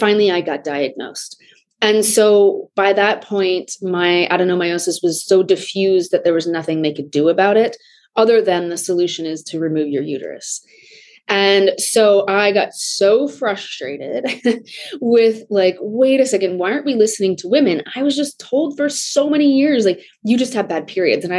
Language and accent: English; Des Moines, Iowa, United States; I grew up in Des Moines, Iowa.